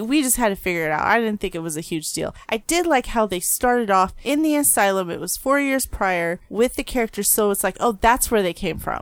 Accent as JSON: {"language": "English", "town": "Phoenix", "region": "Arizona", "country": "United States"}